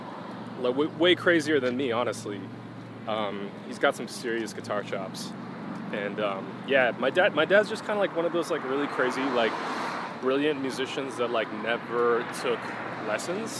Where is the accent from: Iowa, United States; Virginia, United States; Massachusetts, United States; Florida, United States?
Massachusetts, United States; Boston; moved away as an adult; also born or lived in East Coast; now in Los Angeles, United States; I was born in Boston, Beth Israel Hospital, and I spent my adolescent life on the East Coast, and then I came out to Los Angeles for college